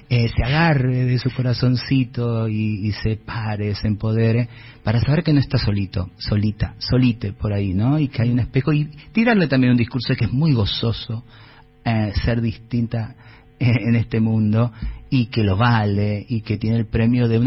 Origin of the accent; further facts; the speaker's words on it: Tilcara, Jujuy, Argentina; Yo vengo de Tilcara, y no lo voy a hacer largo, donde el, las estadísticas de suicidio de juventudes sigue siendo muy alta por el bullying